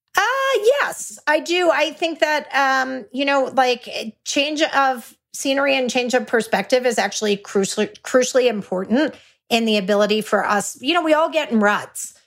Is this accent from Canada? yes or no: no; Texas, United States; I'm a Texan